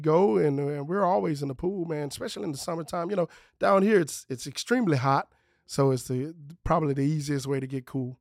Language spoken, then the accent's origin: English; Lake Charles, Louisiana, United States; I'm from Lake Charles. So, I grew up in Lake Charles